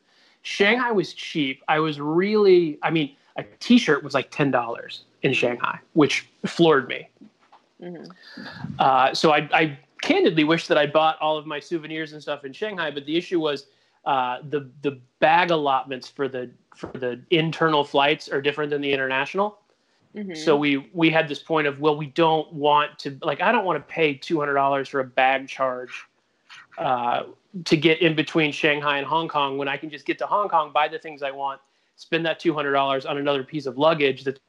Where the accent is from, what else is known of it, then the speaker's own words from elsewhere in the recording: United States; I'm an American